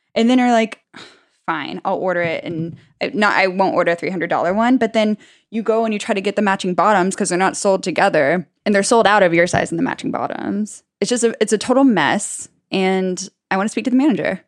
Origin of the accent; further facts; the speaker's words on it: United States; as an American